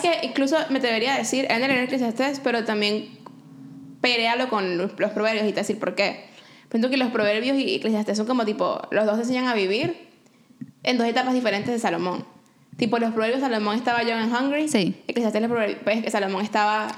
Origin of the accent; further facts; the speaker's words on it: Venezuela; now in Canada; mi mismo upbringing en Venezuela